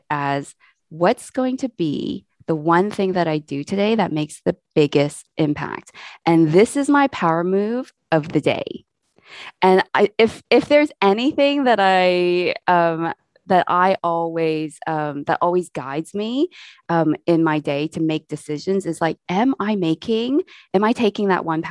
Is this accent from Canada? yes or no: yes; Canada; now in England, United Kingdom; I am Canadian. I live in England at the moment with my family